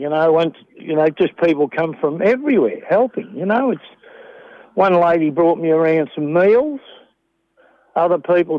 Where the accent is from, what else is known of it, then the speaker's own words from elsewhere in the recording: Melbourne, Victoria, Australia; now in Murchison, Australia; I come from Melbourne originally.